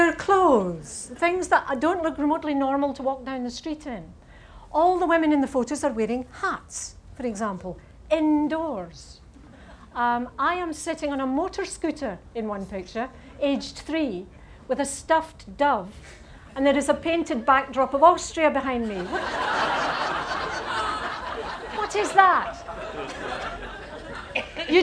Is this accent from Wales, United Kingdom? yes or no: no; Saltcoats, Scotland, United Kingdom; I am from Salkitts